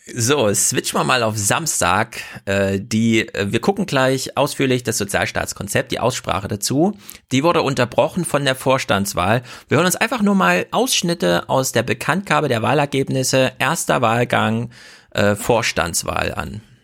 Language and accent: German; Thuringia, Germany; als Thüringer